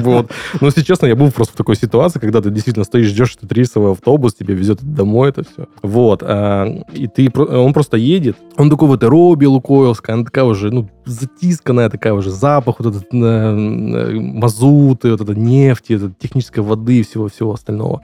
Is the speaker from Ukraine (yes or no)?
yes; Ukraine; also born or lived in Langepas, Khanty-Mansi Autonomous Okrug, Russia; now in Krasnodar Krai, Russia; я родом из Украины